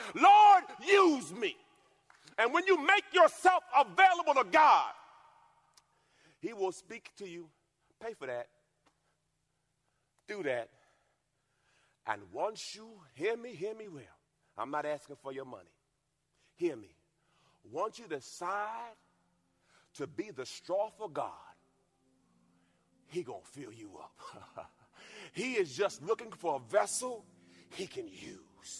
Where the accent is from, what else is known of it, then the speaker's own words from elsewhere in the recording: Louisiana, United States; I'm from Louisiana.